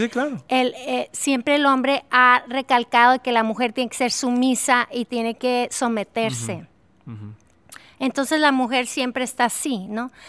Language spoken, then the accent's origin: Spanish; Durango, Mexico; amo mi ciudad natal de Durango.